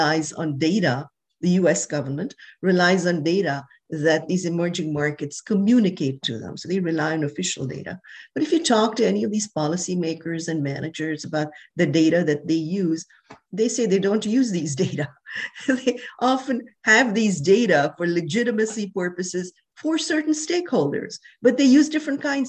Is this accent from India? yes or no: yes; India; moved away as an adult; also born or lived in Wisconsin / New York; I was born in India. I grew up there